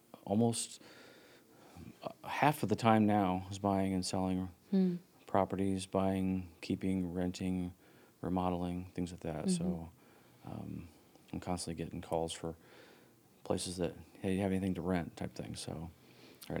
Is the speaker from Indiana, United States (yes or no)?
yes; Huntington, Indiana, United States; also born or lived in Bloomington, Indiana; I was born and raised in Huntington